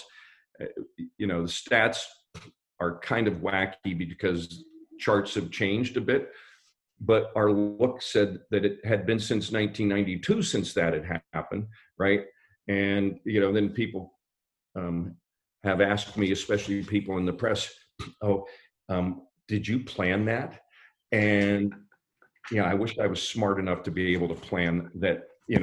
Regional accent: Pittsburgh, Pennsylvania, United States; moved away; I'm from Pittsburgh

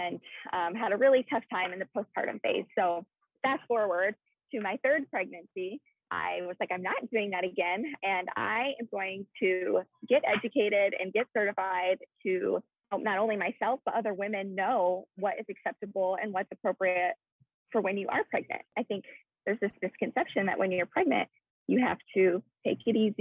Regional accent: Iowa, United States; moved away as an adult; now in California, United States; that is where I am originally from, is Iowa

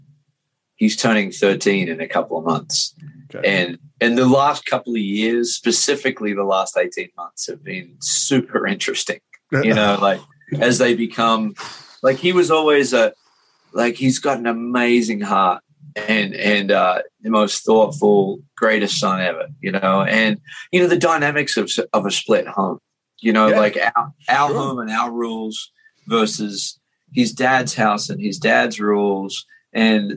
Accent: Australia; now in Las Vegas, United States; growing up in Australia, 80 houses and one shop and the bush and the beach

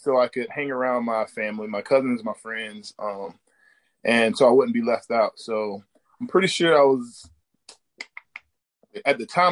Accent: St. Augustine, Florida, United States; Here in St. Augustine, Hastings, Florida area

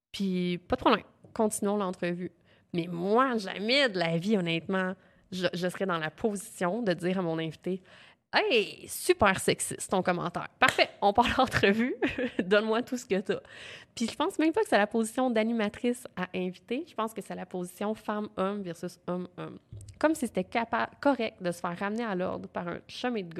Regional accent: Quebec, Canada; accent: Quebec French; Avec mon gros accent québécois.

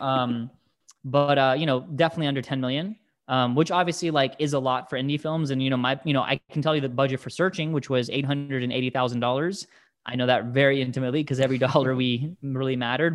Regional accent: United States; English is a second language; I'm an immigrant. I came to this country when I was, you know, four months old, but, but still, you know, growing up in a house of immigrants and English is my second language

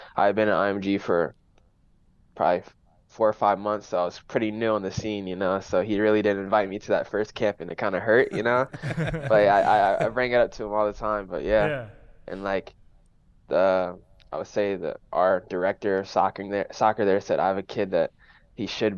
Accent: Fort Wayne, Indiana, United States; also born or lived in Mallorca / Louisville; now in St. Louis, United States; I'm from Fort Wayne, Indiana. No one knows that, you know, pretty small city

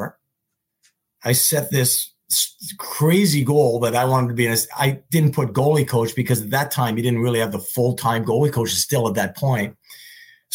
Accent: Montreal, Quebec, Canada; moved away; I was home at Christmas. I'm from Montreal.

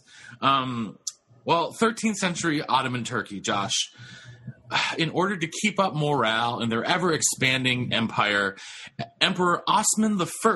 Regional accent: New Hampshire, United States; my home state of New Hampshire

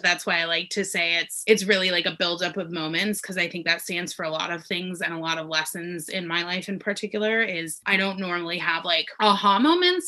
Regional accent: Denver, Colorado, United States; moved away as an adult; now in Los Angeles, United States; I'm originally from Denver, Colorado. I now live in Los Angeles

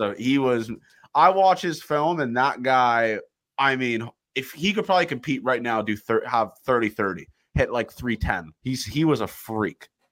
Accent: Toronto, Ontario, Canada; I'm from Toronto

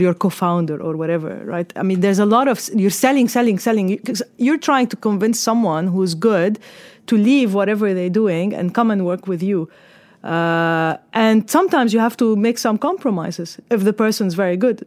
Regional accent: Lebanon; moved away as an adult; also born or lived in Australia; now in United Arab Emirates; I was, uh, born and raised in Lebanon

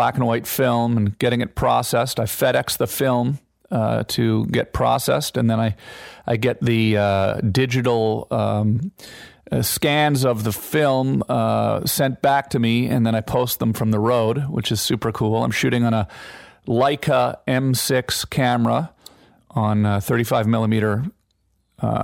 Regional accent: Ottawa, Ontario, Canada; Ottawa, Ontario, Canada, because that's my hometown where I grew up

